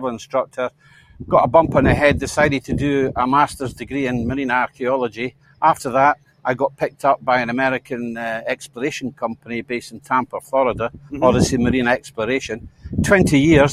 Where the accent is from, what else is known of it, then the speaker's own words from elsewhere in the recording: St Andrews, Scotland, United Kingdom; my hometown, St. Andrews, the old grey tune